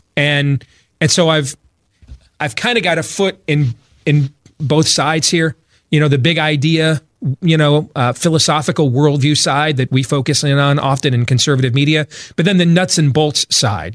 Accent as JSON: {"language": "English", "town": "Grand Rapids", "region": "Michigan", "country": "United States", "tie": "born or raised there", "moved": "yes", "lives_now": "Des Moines, United States", "said": "I grew up in Grand Rapids, Michigan"}